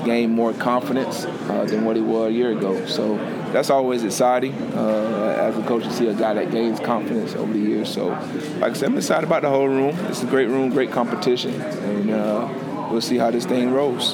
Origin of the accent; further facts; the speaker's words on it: Lake Butler, Florida, United States; now in Clemson, United States; my hometown, Lake Butler